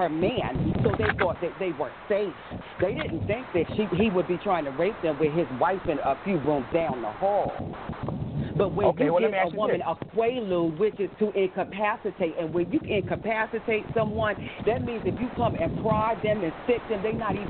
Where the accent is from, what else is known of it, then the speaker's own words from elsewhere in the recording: the South, United States; I'm from the South